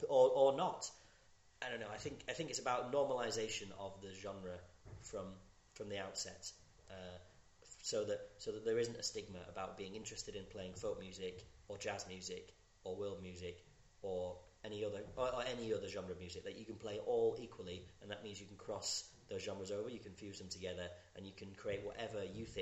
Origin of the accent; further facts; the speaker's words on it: Scotland, United Kingdom; when you're growing up in Scotland especially, you're immersed in folk music or those traditional tunes